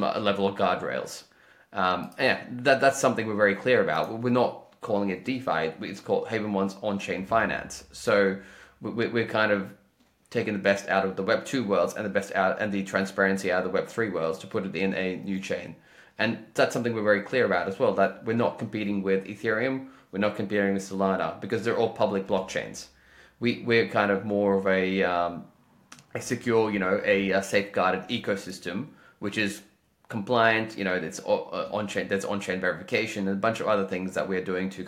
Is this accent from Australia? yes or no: yes; Australia; I'm from Australia